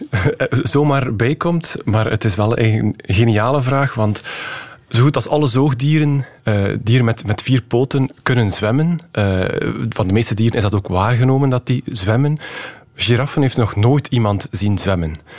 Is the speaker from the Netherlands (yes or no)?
no; West Flanders, Belgium; accent: West Flemish; u hoort het misschien ook, ik ben West-Vlaming